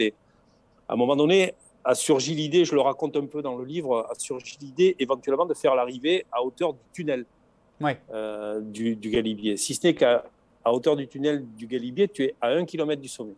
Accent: the South, southern France, France; accent: chantant (southern); Nous, chez nous, dans, le Sud

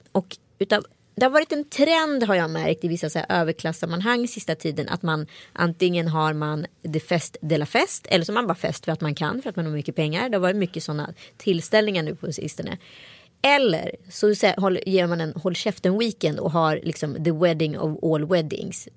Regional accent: Strömstad, Västra Götaland, Sweden; folk ifrån Strömstad där jag växte upp

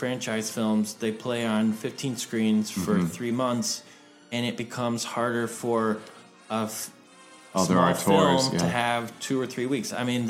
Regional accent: Tennessee, United States; now in New York City, United States; where I grew up in Tennessee.

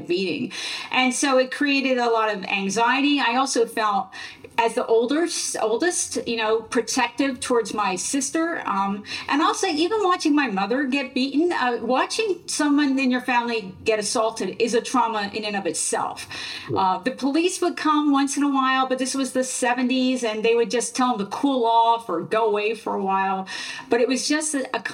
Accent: Central New Jersey, United States; also born or lived in Philadelphia, Pennsylvania; I grew up in New Jersey

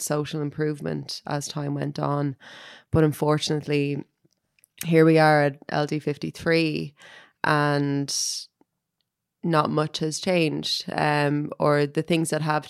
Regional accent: Dublin, Leinster, Ireland; when I was growing up in Finglas

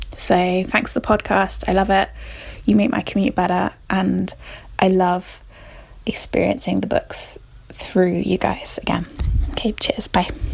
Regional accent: Somerset, South West England, United Kingdom; I'm from Somerset in England

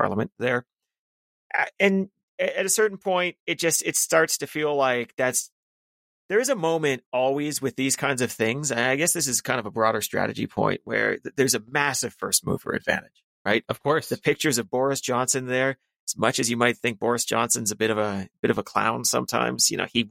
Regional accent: Canada; as a Canadian

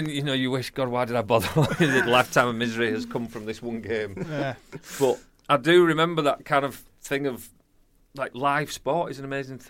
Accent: Burley, United Kingdom; I'm from Burley

